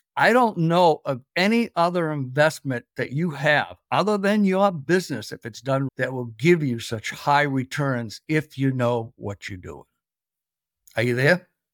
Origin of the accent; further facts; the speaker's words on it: Boston, Massachusetts, United States; I'm originally from New England, Boston, where we pot the cop